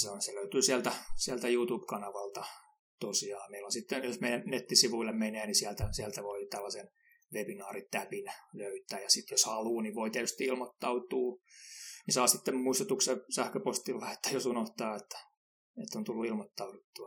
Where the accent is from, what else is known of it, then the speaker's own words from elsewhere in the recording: Finland; kun mä oon Suomesta, niin mä, mä tykkään käydä saunassa